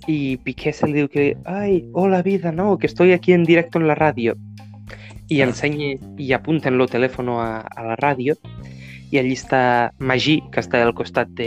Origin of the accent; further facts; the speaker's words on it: Catalonia, Spain; Soc mal català.